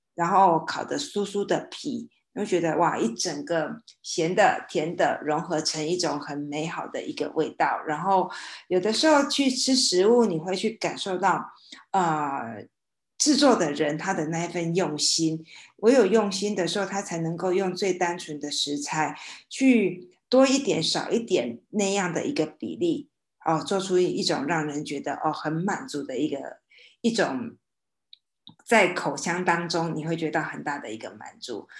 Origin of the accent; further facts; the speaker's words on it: Xinhua, Tainan, Taiwan; 因为在我的老家新化有一个鸡蛋糕